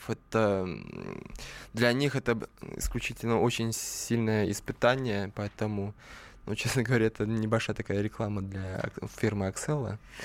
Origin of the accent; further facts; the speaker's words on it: Slantsy, Leningrad Oblast, Russia; now in Saint Petersburg, Russia; я, конечно, не родом из Питера, а из маленького города Сланцы, недалеко от Ческого озера